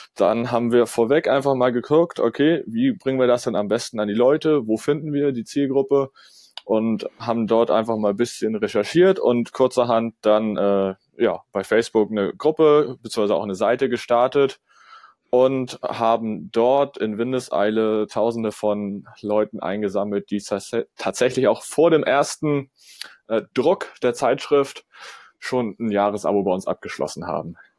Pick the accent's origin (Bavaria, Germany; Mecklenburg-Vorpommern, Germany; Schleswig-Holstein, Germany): Schleswig-Holstein, Germany; Kiel; komme ich aus Kiel